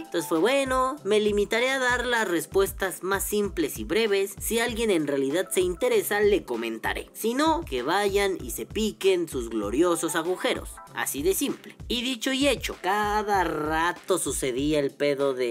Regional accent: Mexico City, Mexico; yo soy de Iztapalapa

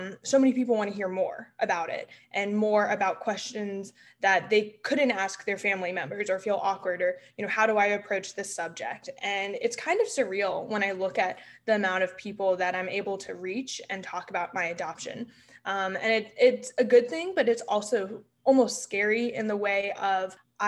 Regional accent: Memphis, Tennessee, United States; I spent most of my life moving around the US, but really I call Memphis, Tennessee, my hometown.

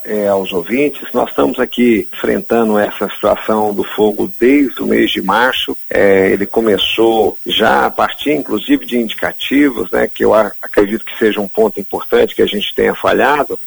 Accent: Belo Horizonte, Minas Gerais, Brazil; now in Pantanal, Brazil; eu sou nascido em Belo Horizonte, já estou aqui há mais de 30, 40 anos

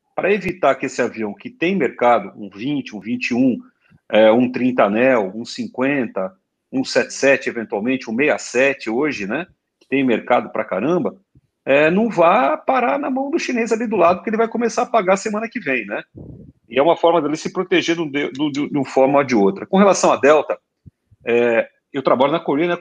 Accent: Brazil; a gente é brasileiro

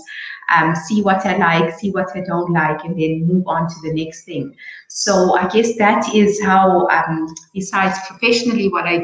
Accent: Johannesburg, Gauteng, South Africa; born in Johannesburg.

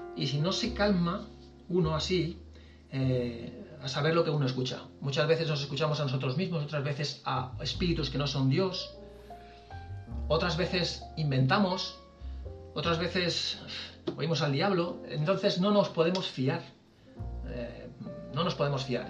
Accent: Valencian Community, Spain; Somos valencianos mayores

